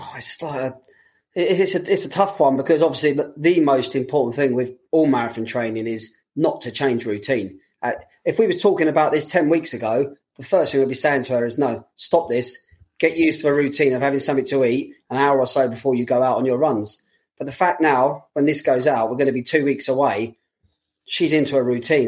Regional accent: London, United Kingdom; for a lot of people like myself, being a Londoner

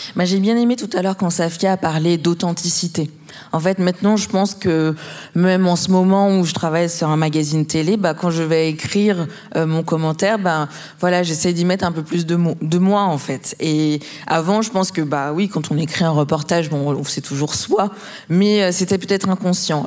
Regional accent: Martinique; je suis martiniquaise

